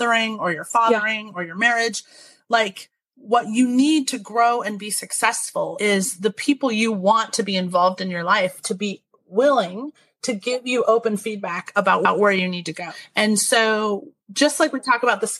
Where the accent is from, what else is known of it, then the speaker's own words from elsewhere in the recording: Idaho, United States; moved away as an adult; also born or lived in Massachusetts / Texas / Nashville / Washington State; I grew up in Idaho